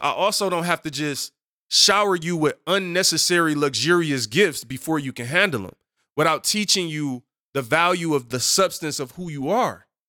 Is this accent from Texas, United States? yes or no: no; Detroit, Michigan, United States; Growing up on Seven Mile in Detroit